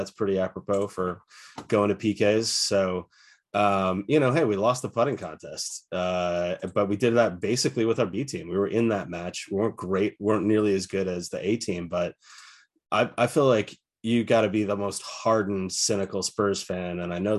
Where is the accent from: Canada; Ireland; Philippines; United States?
Ireland; well, you know, I'm Irish, I can call anybody Big Mick if I want to.